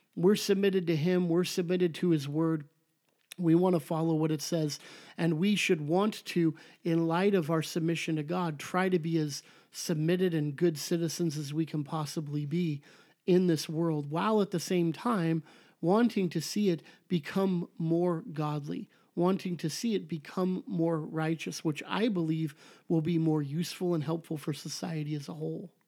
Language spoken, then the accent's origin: English; Southern California, United States; I'm from Southern California, I say the before the freeway